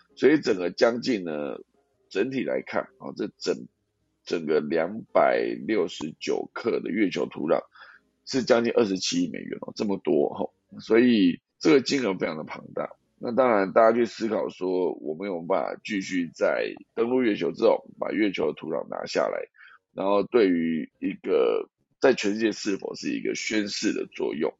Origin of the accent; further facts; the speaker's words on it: Taiwan; 因为我是台湾人，那我在住在台湾这个地方